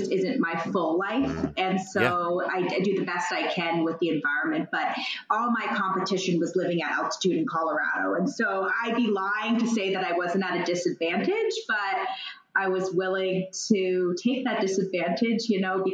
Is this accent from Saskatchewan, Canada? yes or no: no; Calgary, Alberta, Canada; moved away as an adult; also born or lived in Manhattan, New York; now in New York, United States; I'm from Calgary, but I've been living in Manhattan, New York for, I don't know, maybe 7-ish years or so now.